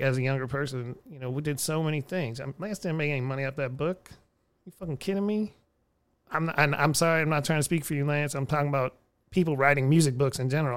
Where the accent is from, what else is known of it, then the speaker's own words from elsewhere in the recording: Houston, Texas, United States; now in Austin, United States; I come from Houston, crazy people.